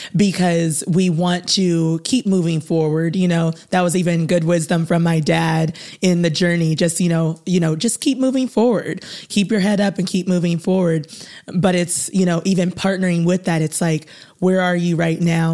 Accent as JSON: {"language": "English", "town": "North Canton", "region": "Ohio", "country": "United States", "also_born_or_lived": "Muncie, Indiana", "said": "I am from the North Canton, Ohio area"}